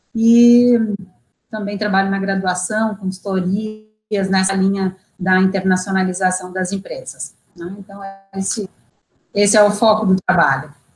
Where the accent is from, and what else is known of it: Brazil